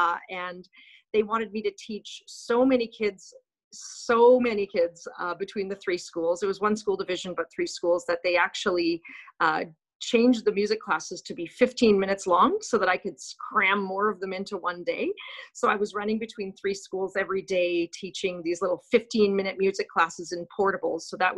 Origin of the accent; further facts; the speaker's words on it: Winnipeg, Manitoba, Canada; moved away as an adult; also born or lived in North Dakota; And then moved to Charleswood Junior High in Winnipeg. I grew up in Winnipeg, so it was nice to return to Winnipeg.